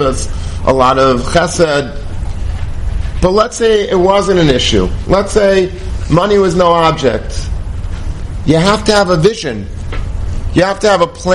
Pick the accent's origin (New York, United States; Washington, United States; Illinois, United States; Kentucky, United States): New York, United States; Long Beach; I grew up in Long Beach